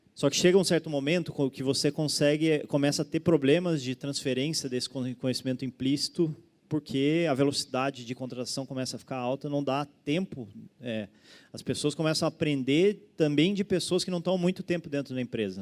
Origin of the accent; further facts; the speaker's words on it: São Paulo, Brazil; moved away as an adult; also born or lived in Florianópolis; sou originalmente de São Paulo, vim para Floripa para estudar